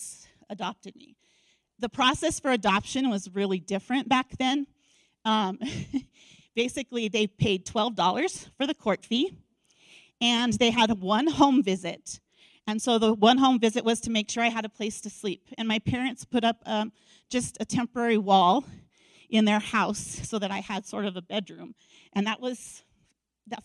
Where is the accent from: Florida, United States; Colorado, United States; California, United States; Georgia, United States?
Colorado, United States; Denver; I grew up in Denver, and that's where my parents adopted me